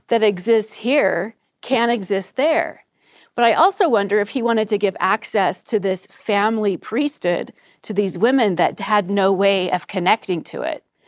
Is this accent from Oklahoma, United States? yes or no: no; Provo, Utah, United States; also born or lived in New York City / Northern Virginia; I am from Provo, Utah. I'm proud of it.